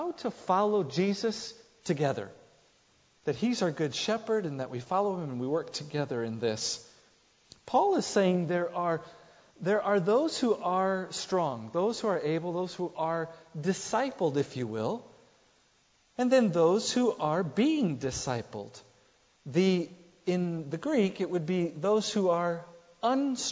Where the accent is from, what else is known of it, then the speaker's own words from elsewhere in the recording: Italy; accent: Italian; my sweet Italian accent that I have here